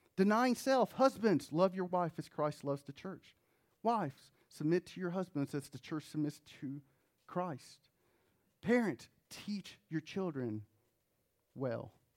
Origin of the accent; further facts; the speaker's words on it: New Jersey, United States; moved away; also born or lived in North Carolina; I was born in New Jersey. I didn't choose